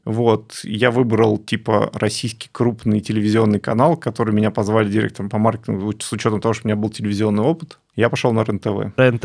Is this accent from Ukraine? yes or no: yes; Ukraine; я украинец